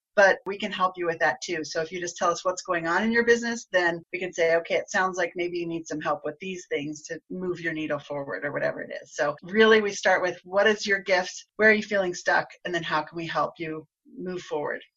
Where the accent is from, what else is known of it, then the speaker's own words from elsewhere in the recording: Garden City, Kansas, United States; now in Colorado, United States; I grew up in the southwest corner of, of Kansas in a town called Garden City